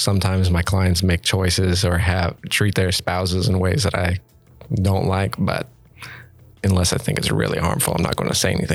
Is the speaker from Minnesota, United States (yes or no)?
no; Gresham, Oregon, United States; also born or lived in Parkrose, Portland; now in Portland, United States; growing up in Gresham